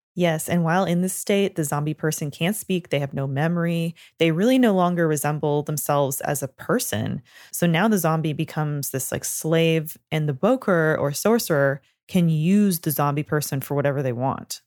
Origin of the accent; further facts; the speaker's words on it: Canada; I'm from Canada